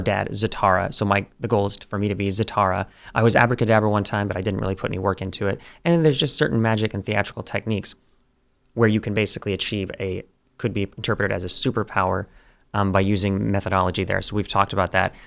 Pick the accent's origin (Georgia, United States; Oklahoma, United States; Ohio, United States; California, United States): Oklahoma, United States; we're from Oklahoma